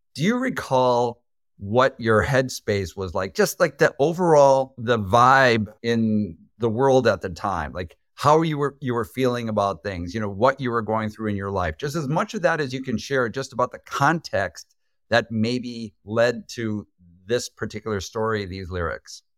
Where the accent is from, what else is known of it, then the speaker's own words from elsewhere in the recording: United States; as an American